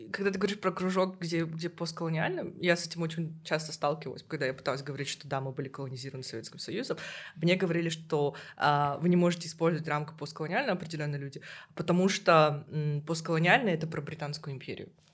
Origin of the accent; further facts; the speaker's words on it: Kazakhstan; я из Казахстана